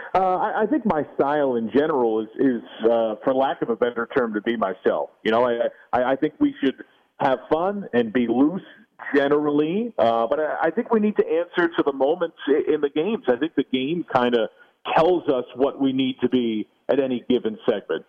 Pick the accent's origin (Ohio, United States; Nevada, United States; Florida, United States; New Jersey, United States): New Jersey, United States; also born or lived in New York City; I'm from New York City originally by birth. I grew up in New Jersey